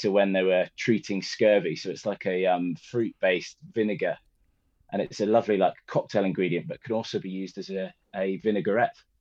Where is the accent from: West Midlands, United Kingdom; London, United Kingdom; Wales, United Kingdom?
West Midlands, United Kingdom; Birmingham; I'm from Birmingham and, and went to school in Birmingham